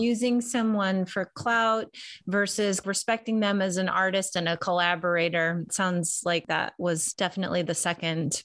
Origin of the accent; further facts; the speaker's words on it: Chicago, Illinois, United States; I'm from Chicago